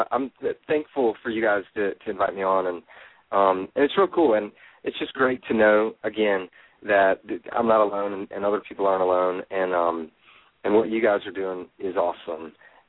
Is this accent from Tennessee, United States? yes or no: yes; Nashville, Tennessee, United States; because he's from Nashville, and I'm from Nashville, and that's kind of why I started the whole blog, was for the guys here.